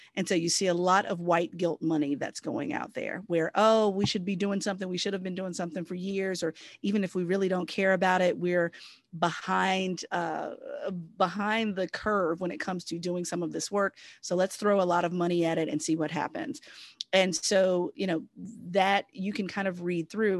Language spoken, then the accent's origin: English; Southern Virginia, United States; I'm a Virginian. I'm originally from Southern Virginia.